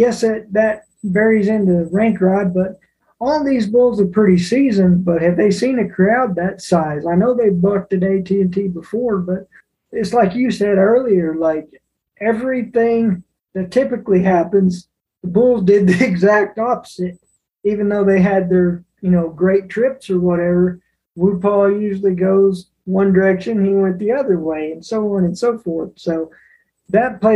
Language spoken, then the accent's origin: English; United States; I'm an American